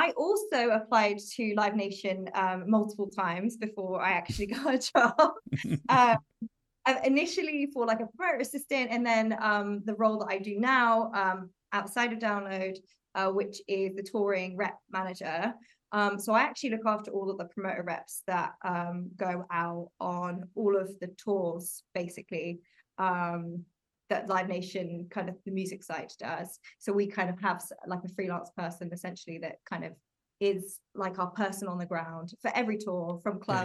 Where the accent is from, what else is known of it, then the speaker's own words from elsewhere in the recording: Oxfordshire, South East England, United Kingdom; moved away as an adult; now in London, United Kingdom; So I moved to London, because I'm from Oxfordshire originally.